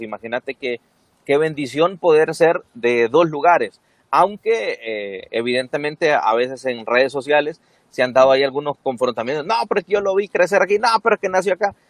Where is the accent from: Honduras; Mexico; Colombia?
Honduras; Siguatepeque, Comayagua; also born or lived in Ceguaca, Santa Bárbara; yo nací en Cehuaca, pero crecí en Cihuatepeque